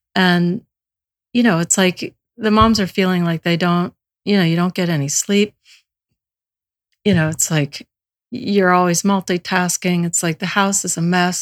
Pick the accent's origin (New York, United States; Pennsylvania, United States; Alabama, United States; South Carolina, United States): Alabama, United States; I was born in Alabama